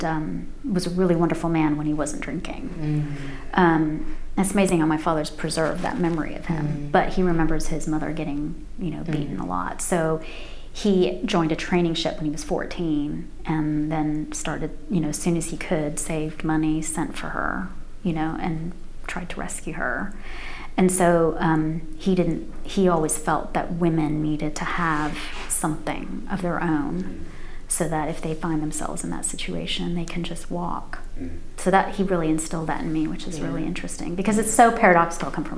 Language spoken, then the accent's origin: English; United States; moved away as an adult; also born or lived in Pakistan; now in England, United Kingdom; I can move as a Pakistani-born girl to America and become American